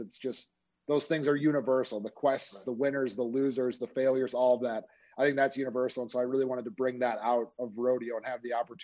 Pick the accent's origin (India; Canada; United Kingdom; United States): United States; Minnesota suburbs; moved away; also born or lived in Nebraska; I'm actually from Minnesota originally. So I grew up in the Minnesota suburbs.